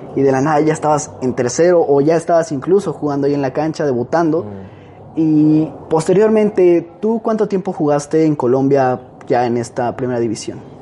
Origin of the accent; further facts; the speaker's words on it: Mexico; somos los mexicanos